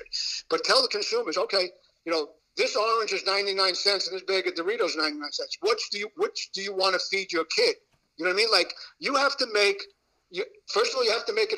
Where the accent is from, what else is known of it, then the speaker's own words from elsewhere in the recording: New York City, New York, United States; I grew up in Brooklyn.